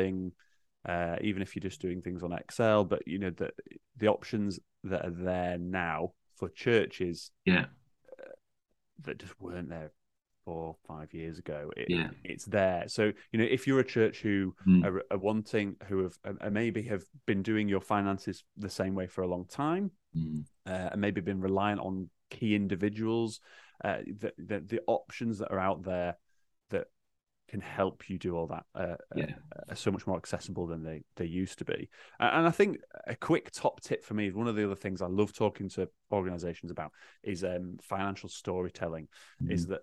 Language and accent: English; Yorkshire and the Humber, United Kingdom; accent: Yorkshire; my Yorkshire accent